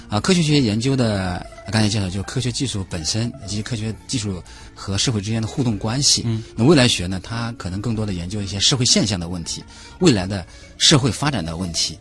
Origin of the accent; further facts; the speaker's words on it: China; 因为我们中国人啊，一直是天人合一